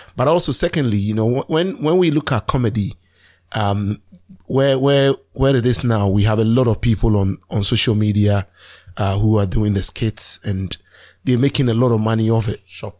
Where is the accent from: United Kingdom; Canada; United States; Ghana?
Ghana; I'm the non-Nigerian here. I'm Ghanaian